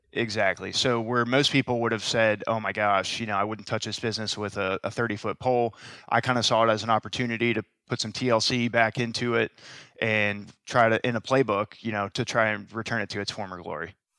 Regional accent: Tampa, Florida, United States; both born and raised in Tampa, both went to the University of Florida

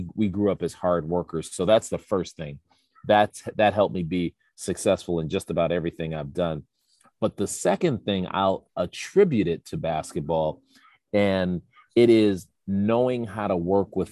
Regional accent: Chicago, Illinois, United States; I'm again from the South Side of Chicago, two parents who didn't go to college

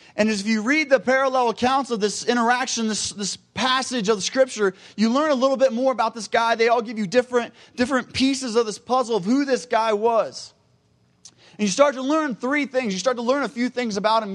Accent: Cincinnati, Ohio, United States; I am from Cincinnati, Ohio

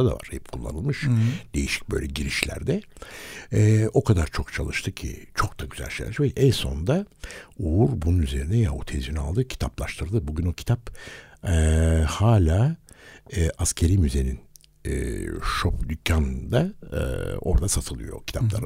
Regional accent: Istanbul, Turkey; biz çok çok sevindik İstanbullular olarak

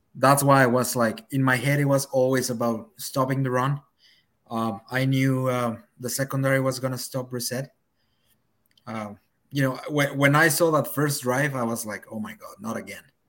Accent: Mexico City, Mexico; moved away as an adult; now in Vancouver, Canada; I'm actually from Mexico City

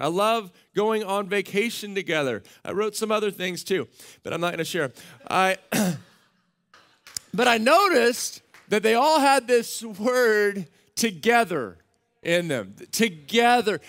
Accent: Central Texas, United States; I grew up in Central Texas on a ranch

